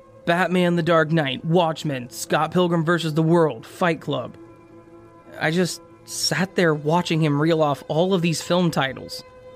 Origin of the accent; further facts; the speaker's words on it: United Kingdom; I'm British, and therefore impossible for me to be impolite.